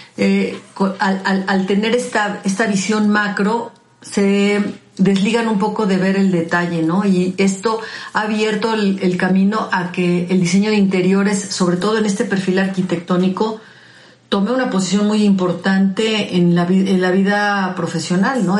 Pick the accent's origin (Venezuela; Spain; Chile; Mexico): Mexico; como mexicanos